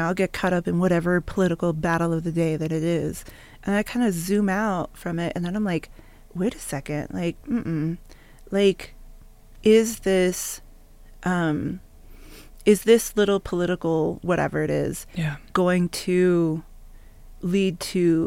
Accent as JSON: {"language": "English", "country": "United States", "tie": "born or raised there", "also_born_or_lived": "San Carlos Apache Reservation, Arizona / South Texas", "said": "I grew up first on the San Carlos Apache Reservation, from when I was born until I was 8."}